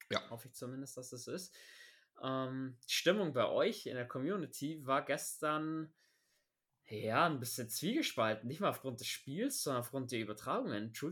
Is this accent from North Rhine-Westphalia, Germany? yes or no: no; Bavaria, Germany; Wide Receiver haben wir zum Sau fordern, da hat man bei uns in Bayern sagen.